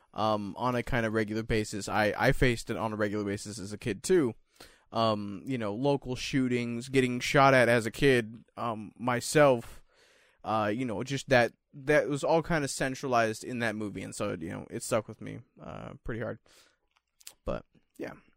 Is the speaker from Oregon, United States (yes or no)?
yes; Salem, Oregon, United States; I was born in Salem, too